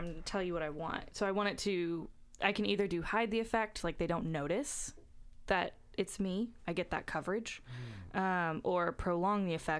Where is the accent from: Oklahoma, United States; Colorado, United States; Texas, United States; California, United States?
Texas, United States; And I am originally from Texas. And now I am here.